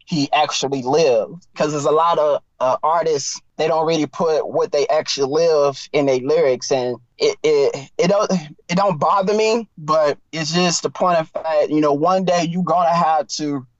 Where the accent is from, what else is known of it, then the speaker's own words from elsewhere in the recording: East Texas, United States; also born or lived in Houston; I'm from East Texas. So I grew up on blues and soul music.